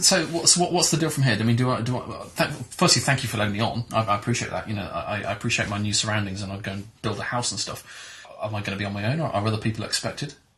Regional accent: England, United Kingdom; as an English school kid, I did the usual things of French and German

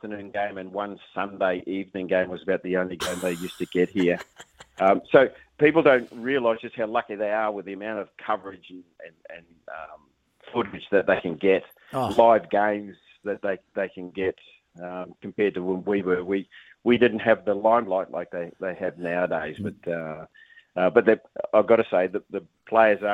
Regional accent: New Zealand; moved away as an adult; also born or lived in Australia; as a Kiwi

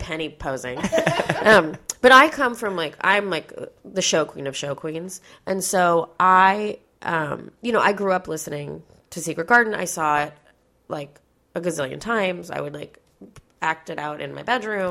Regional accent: New York, United States; I'm from New York. So like all the people, all the people I grew up with, my family, my friends

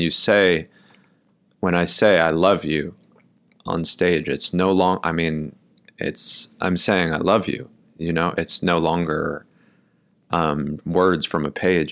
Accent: New York City, New York, United States; also born or lived in Milwaukee, Wisconsin; I grew up in Brooklyn, New York

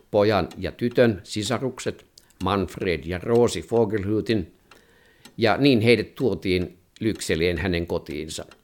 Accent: Finland; also born or lived in Sweden; ruotsikielestä tuli minulle toinen äidinkieli kun tulin Ruotsista kotiin aloittaakseni lyseossa sitten toisen luokan

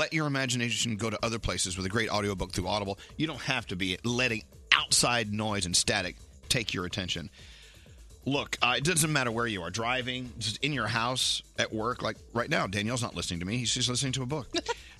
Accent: Dallas, Texas, United States; now in New Jersey, United States; They started in my hometown, Dallas, back in 1986

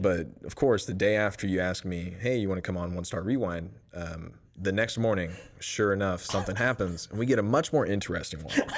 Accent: Lake Jackson, Texas, United States; moved away as an adult; now in Waco, United States; I'm from Lake Jackson, Texas. So it's about an hour south of Houston

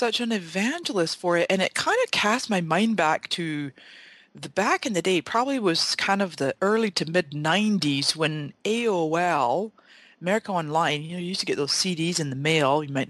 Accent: Scotland, United Kingdom; also born or lived in Canada; now in San Diego, United States; You know, I was born in Canada to Scottish parents. My parents are 100% Scottish. And when I was 12, my dad went back to Scotland with my sisters and I. And I lived in Scotland for the next 20 years.

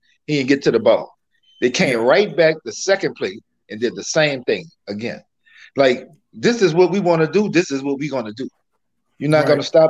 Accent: New Orleans, Louisiana, United States; I'm from New Orleans, right?

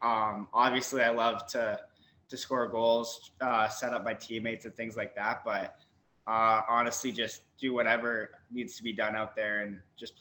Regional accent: Kitchener, Ontario, Canada; basically my whole life, ever since I started playing, it's been in Kitchener, KMHA hockey all the way up.

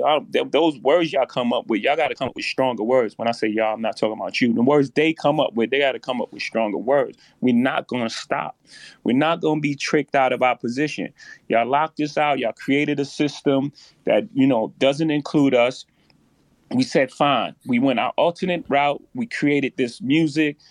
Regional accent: New York, United States; I come from Marcy Projects

